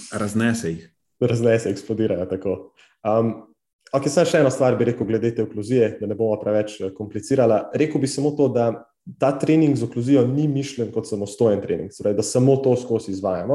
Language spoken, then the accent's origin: Slovenian; Slovenia; res smo, neverjetni smo kot narod